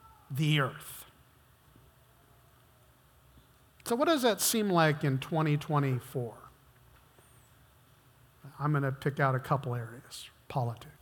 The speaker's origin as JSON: {"language": "English", "country": "United States", "said": "I've been American all my life"}